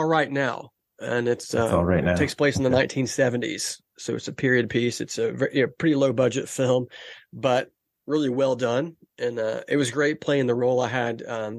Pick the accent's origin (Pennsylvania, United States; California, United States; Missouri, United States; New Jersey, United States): California, United States; Los Angeles; I'm originally from Southern California. I'm from LA. So I've got, I'm an Angels fan. Like all my family are Angels fans out there.